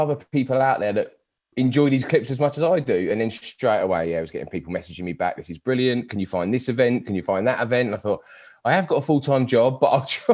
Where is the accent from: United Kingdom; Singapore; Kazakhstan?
United Kingdom; Aylesbury, South East England; I'm from Aylesbury, so 25 minutes away